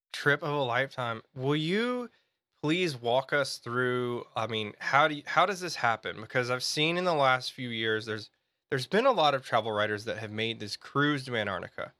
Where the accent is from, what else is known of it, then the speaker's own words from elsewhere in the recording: Memphis, Tennessee, United States; my hometown, Memphis, Tennessee